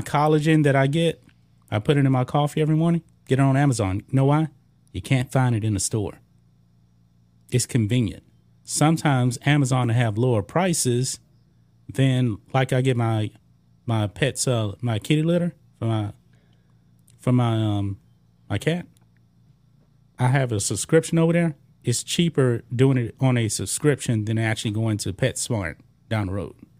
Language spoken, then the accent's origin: English; Beaumont, Texas, United States; I grew up in Beaumont